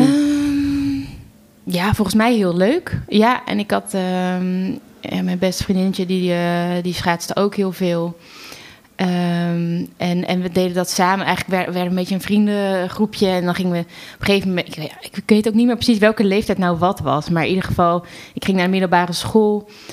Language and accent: Dutch; Wateringen, South Holland, Netherlands; opgegroeid in Wateringen, een dorpje naast